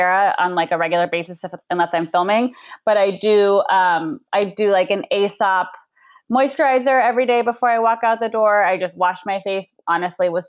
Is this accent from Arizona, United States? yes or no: yes; Arizona, United States; moved away; we grew up in Arizona